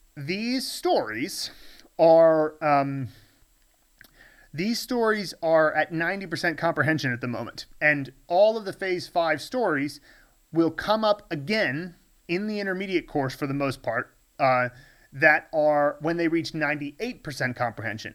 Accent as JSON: {"language": "English", "country": "United States", "tie": "born or raised there", "moved": "as an adult", "lives_now": "Chengdu, China", "said": "when I was growing up in the States"}